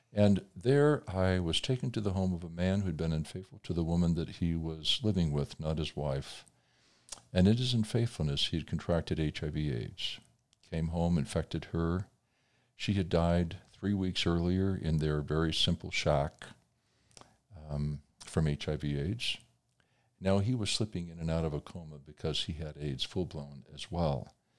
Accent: Indiana, United States; my home state of Indiana

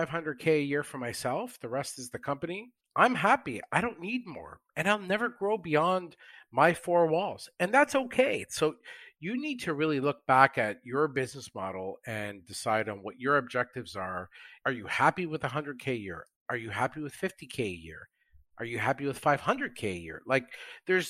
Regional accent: Canada; I'm Canadian

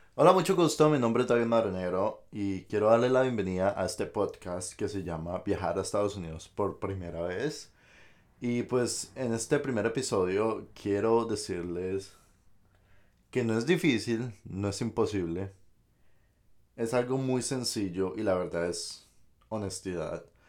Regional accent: Colombia; moved away as an adult; now in United States; uno pues de Colombia pues viene y trae muchos accesorios

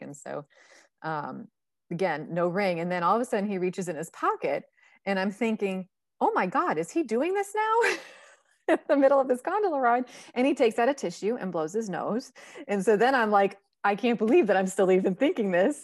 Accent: Northeast, United States; I come from the Northeast

